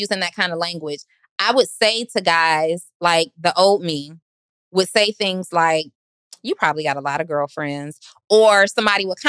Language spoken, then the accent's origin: English; Atlanta, Georgia, United States; I'm from Atlanta.